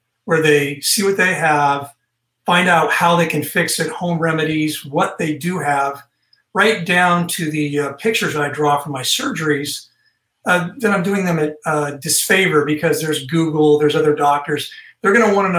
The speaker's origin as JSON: {"language": "English", "region": "Northern California", "country": "United States", "moved": "yes", "lives_now": "Texas, United States", "said": "I'm from Northern California"}